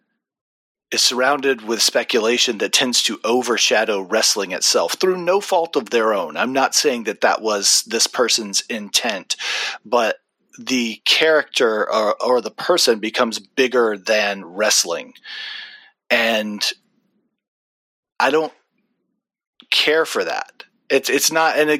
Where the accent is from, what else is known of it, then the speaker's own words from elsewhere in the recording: Deep South, United States; I am from the Deep South